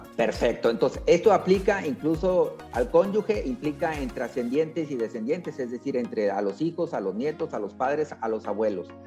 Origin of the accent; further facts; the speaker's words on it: Mexico; como buenos mexicanos